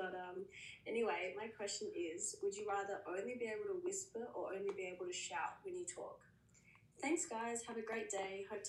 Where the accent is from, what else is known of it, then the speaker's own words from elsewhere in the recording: Adelaide, South Australia, Australia; I'm actually from Adelaide, South Australia.